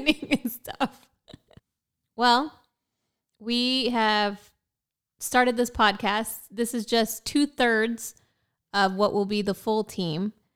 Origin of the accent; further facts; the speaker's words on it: Prineville, Oregon, United States; moved away as an adult; also born or lived in Portland, Oregon; now in San Antonio, United States; I'm originally from Central Oregon